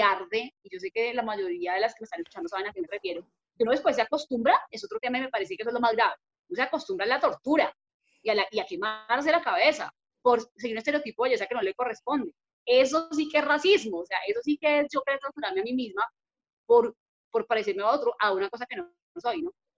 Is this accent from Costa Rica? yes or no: no; Bogotá, Colombia; yo nací en Bogotá, crecí aquí